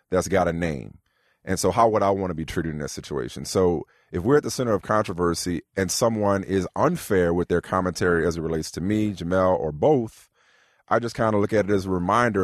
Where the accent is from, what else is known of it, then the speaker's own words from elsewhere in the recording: New Orleans, Louisiana, United States; I'm from New Orleans